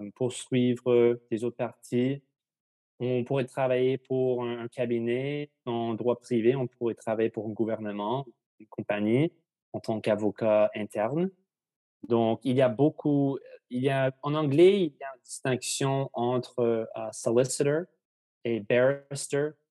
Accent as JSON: {"language": "French", "town": "Victoria", "region": "British Columbia", "country": "Canada", "tie": "born or raised there", "also_born_or_lived": "Ottawa", "lives_now": "Vancouver, Canada", "said": "je suis né à Ottawa, mais je, on a déménagé, ma famille et moi, à Victoria quand j'avais 7 ans. Et maintenant, je habite à, à Vancouver"}